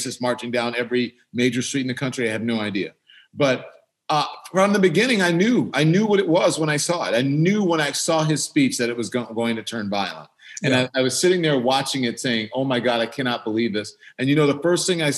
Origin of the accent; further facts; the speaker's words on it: Baton Rouge, Louisiana, United States; I'm from the South. I grew up in Baton Rouge, Louisiana.